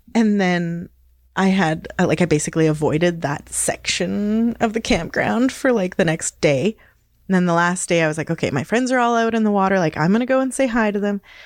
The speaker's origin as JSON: {"language": "English", "town": "Hazelton", "region": "British Columbia", "country": "Canada", "tie": "born or raised there", "also_born_or_lived": "Victoria, Canada", "lives_now": "Smithers, Canada", "said": "I was born and raised in the Kispiox Valley, which is Gitxan territory"}